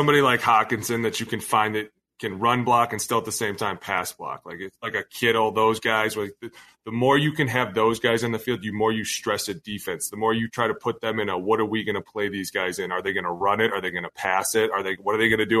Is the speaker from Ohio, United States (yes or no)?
yes; Cleveland, Ohio, United States; now in Minnesota, United States; I'm from Cleveland.